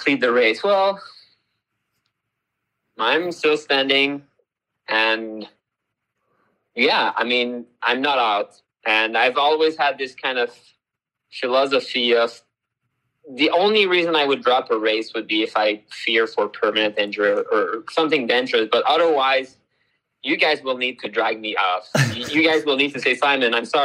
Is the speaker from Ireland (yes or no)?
no; Canada; moved away; I'm originally from Canada